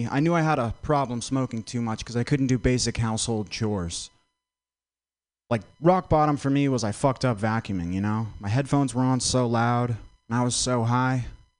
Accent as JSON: {"language": "English", "region": "Vermont", "country": "United States", "said": "I'm from Vermont. I didn't know … was a rapper till like last week. It's so white there, you know? The darkest thing that comes out of Vermont is grade A maple syrup."}